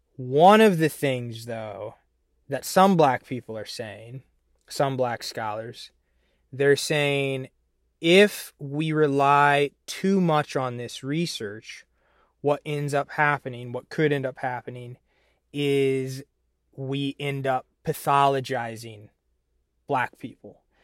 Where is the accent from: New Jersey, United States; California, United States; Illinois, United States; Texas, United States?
Illinois, United States; I'm from Illinois